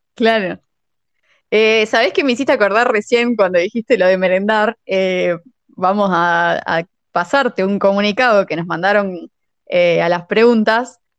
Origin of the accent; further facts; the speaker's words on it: La Pampa, Argentina; moved away as an adult; now in La Plata, Argentina; nosotras somos también, nosotras somos de La Pampa